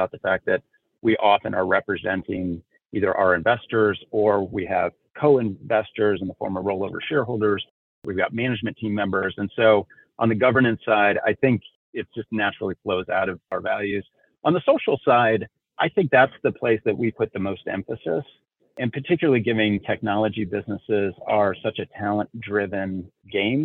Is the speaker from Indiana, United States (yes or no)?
yes; Elkhart, Indiana, United States; I grew up in a small industrial town called Elkhart, Indiana, which is known as the RV capital of the world